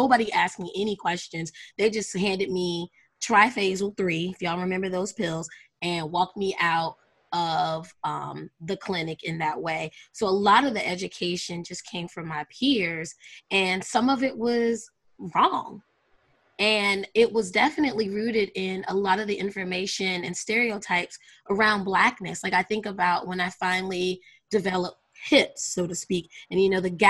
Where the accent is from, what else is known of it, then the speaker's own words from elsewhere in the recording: North Carolina, United States; also born or lived in Brooklyn, New York; I'm from Brooklyn as well as grew up in North Carolina.